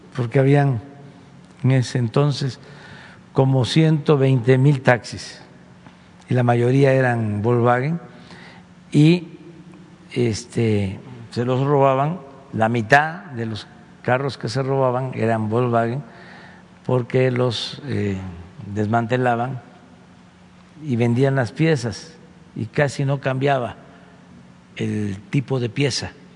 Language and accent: Spanish; Mexico; que el mexicano no es malo por naturaleza, que no nacimos malos